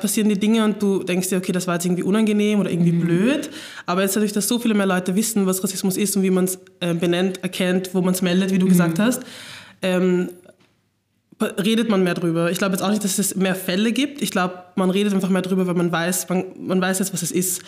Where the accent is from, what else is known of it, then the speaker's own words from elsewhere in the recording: Vienna, Austria; ich komme einfach aus Wien, komme aus Floridsdorf